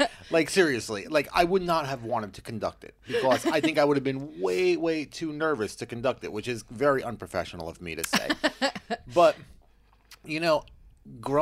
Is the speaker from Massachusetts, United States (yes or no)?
no; Long Island, New York, United States; growing up in Long Island, like, in high school